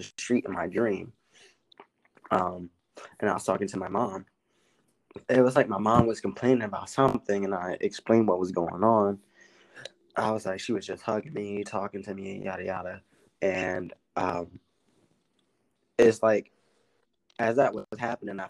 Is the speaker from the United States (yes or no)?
yes; Philadelphia, Pennsylvania, United States; moved away as an adult; now in New Hampshire, United States; I'm a rapper from Philly